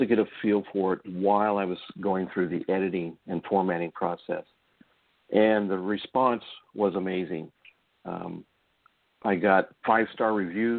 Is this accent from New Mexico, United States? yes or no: no; Indianapolis, Indiana, United States; I was an Army brat, so we kind of moved around a lot of different places. But primarily, we settled into Indianapolis after my father was discharged. So most of my growing up, my teenage years into my early 20s, was living in Indianapolis, Indiana